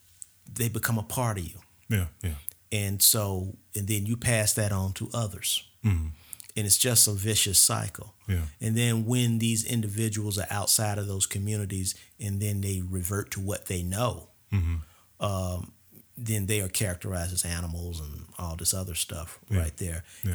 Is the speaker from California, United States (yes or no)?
no; St. Louis, Missouri, United States; You know, I'm from St. Louis, you're from Detroit.